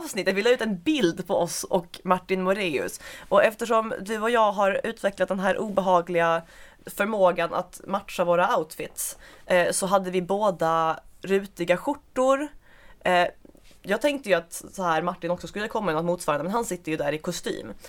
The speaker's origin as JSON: {"language": "Swedish", "town": "Svalöv", "region": "Skåne", "country": "Sweden", "said": "Jag är från Svalöv"}